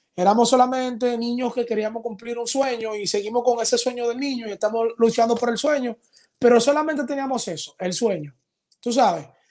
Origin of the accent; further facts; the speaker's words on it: Dominican Republic; Aquí en mi país